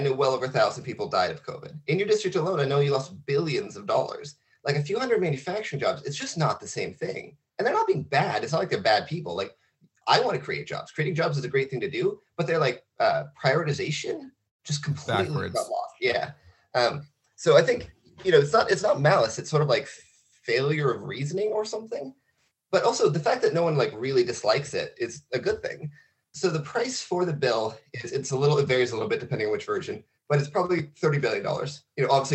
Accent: Coast Range, Oregon, United States; I'm from the Coast Range. Very few people are, but I'm one of them.

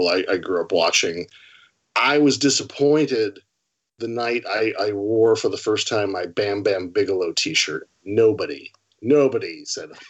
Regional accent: Portland, Oregon, United States; I grew up in Portland, Oregon, where I was born and raised

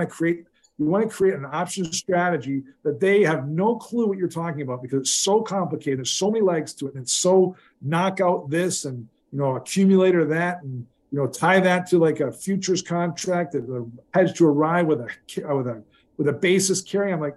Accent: Brantford, Ontario, Canada; I'm actually from Brantford, Ontario, Canada.

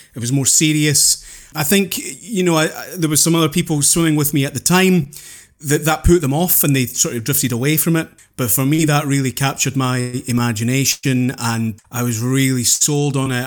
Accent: Houston, Scotland, United Kingdom; also born or lived in Penicuik, Scotland; when I was nine, We moved from Pennycook on the east coast of Scotland through to Renfrewshire, Houston, and Renfrewshire over on the west coast.

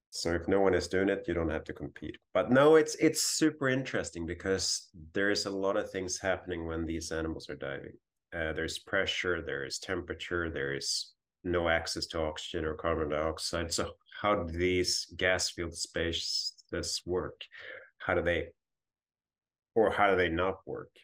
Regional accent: northern Sweden, Sweden; moved away as an adult; also born or lived in Hawaii / Ottawa, Canada; I grew up on the Baltic coast in Sweden and northern Sweden

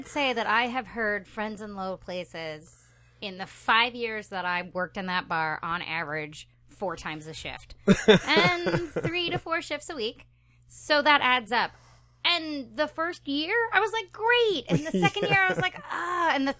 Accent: East Coast, United States; I'm from the East Coast.

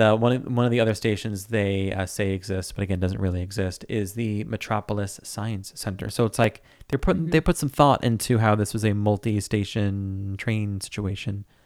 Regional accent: New York City, New York, United States; I'm from New York

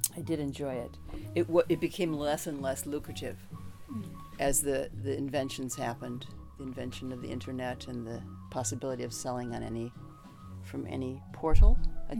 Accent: Minnesota, United States; moved away as an adult; now in New York City, United States; I'm from Minnesota

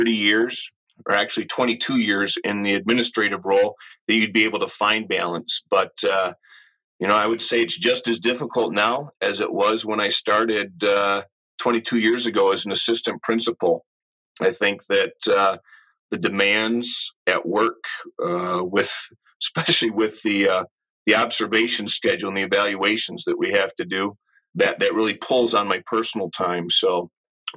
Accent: Ann Arbor, Michigan, United States; Growing up in Ann Arbor, I am a true U of M fan

